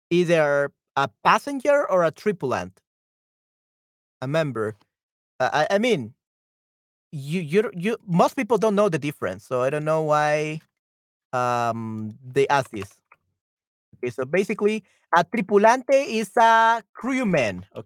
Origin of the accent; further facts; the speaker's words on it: El Salvador; No, no, no soy peruano.